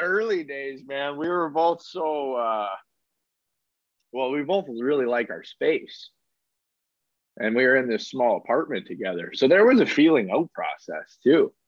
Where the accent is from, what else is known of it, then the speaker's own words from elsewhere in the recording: Alberta, Canada; I grew up in Alberta